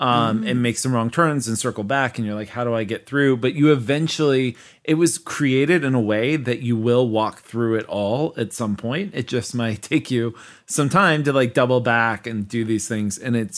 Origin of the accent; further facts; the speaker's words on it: Midwest, United States; I'm from the Midwest, so we would have corn mazes every fall.